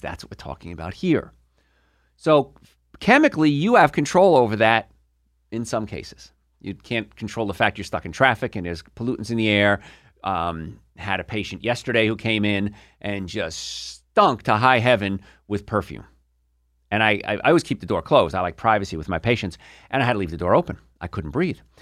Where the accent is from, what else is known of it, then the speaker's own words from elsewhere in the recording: Hoboken, New Jersey, United States; I grew up in Hoboken, New Jersey